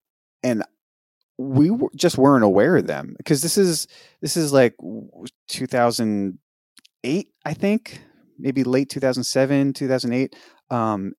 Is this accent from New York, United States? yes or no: yes; New York, United States; moved away; also born or lived in Denton, Texas; as a New Yorker.